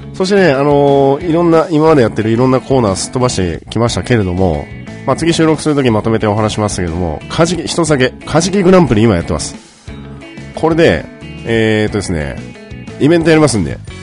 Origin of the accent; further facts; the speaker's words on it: Fukuoka, Japan; now in Tokyo, Japan; 私、あの、バリバリの、福岡出身でございます